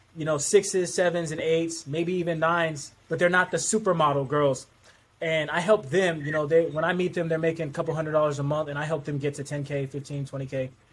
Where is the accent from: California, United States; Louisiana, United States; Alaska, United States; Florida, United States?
Alaska, United States; Anchorage; I'm from Anchorage, Alaska